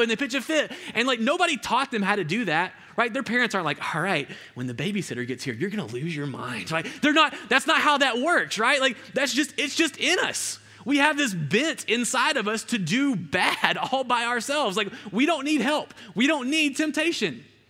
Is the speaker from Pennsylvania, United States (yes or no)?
no; Alabama, United States; I'm from this, like, really rural part of Alabama